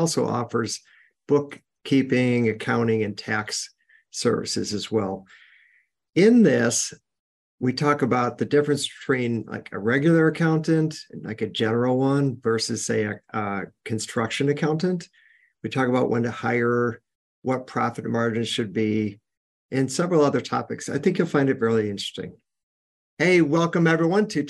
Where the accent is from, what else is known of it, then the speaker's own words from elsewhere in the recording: Chicago, Illinois, United States; I'm from Chicago